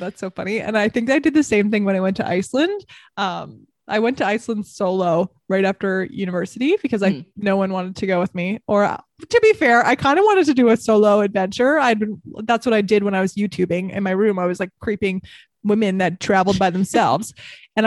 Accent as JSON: {"language": "English", "country": "Canada", "said": "obviously I'm Canadian and it's cold"}